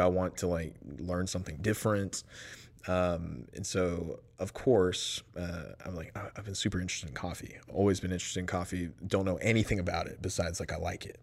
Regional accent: Lake Jackson, Texas, United States; moved away as an adult; now in Waco, United States; I'm from Lake Jackson, Texas. So it's about an hour south of Houston

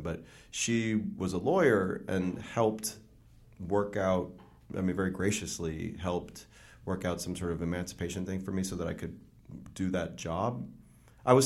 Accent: Joliet, Illinois, United States; moved away; I grew up outside Chicago. Joliet is like 40 miles outside Chicago.

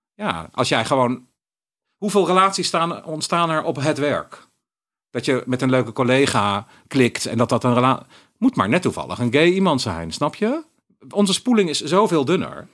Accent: Eindhoven, North Brabant, Netherlands; moved away; also born or lived in Utrecht; ik ben opgegroeid in Eindhoven

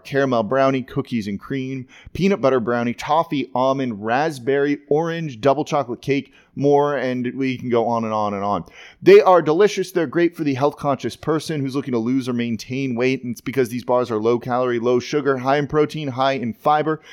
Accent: Los Angeles, California, United States; moved away; I'm being from Los Angeles originally.

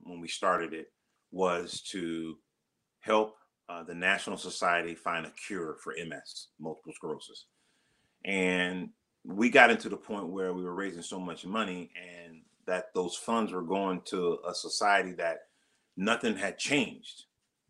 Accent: Los Angeles, California, United States; moved away as an adult; also born or lived in Arizona; now in Cincinnati, United States; Born and raised in South Central Los Angeles

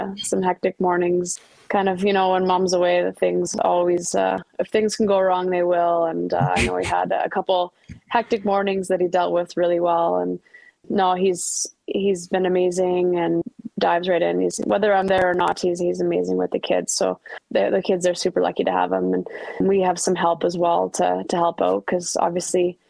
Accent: Ottawa, Ontario, Canada; Ottawa's my hometown.

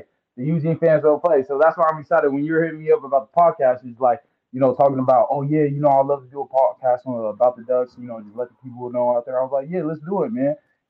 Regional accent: American Samoa; now in Puyallup, United States; I'm actually from American Samoa. So I'm from American Samoa. And, you know, we moved out here in like around 2010, 2011. And, you know, we've been staying in Washington ever since, you know, staying around the Puyallup area, you know.

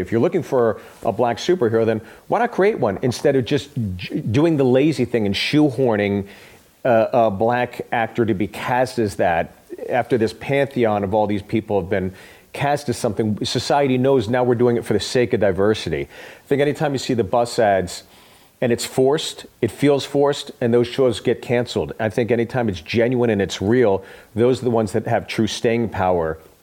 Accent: Pittsburgh, Pennsylvania, United States; I'm from Pittsburgh.

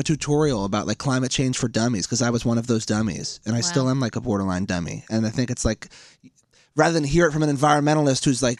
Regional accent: Philadelphia, Pennsylvania, United States

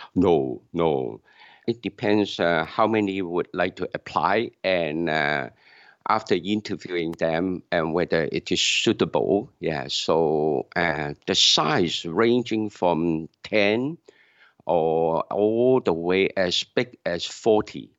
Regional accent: Hong Kong; moved away as an adult; now in Canada; I'm from Hong Kong, so I attend churches in Hong Kong.

